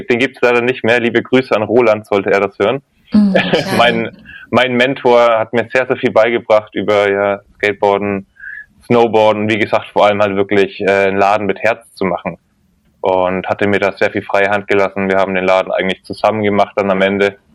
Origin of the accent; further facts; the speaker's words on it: Bavaria, Germany; now in St. Peter-Ording, Germany; ich bin äh, ursprünglich tatsächlich eine Franke komme aus Mittelfranken, äh, Nürnberg, bei Nürnberg in einem Dorf groß geworden.